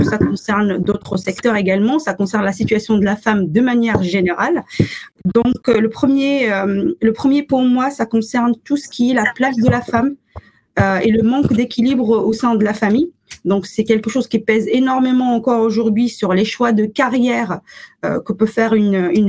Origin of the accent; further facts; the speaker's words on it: Morocco; now in France; j'ai grandi au Maroc, pas en France. Euh, donc une partie de mon expérience s'est construite au Maroc avant que je m'installe à, je m'installe en France.